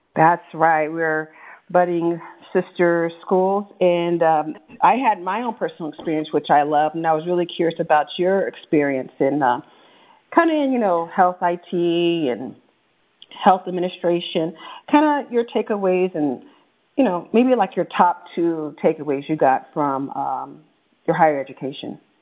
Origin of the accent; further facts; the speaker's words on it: Bay Area, California, United States; growing up in the Bay Area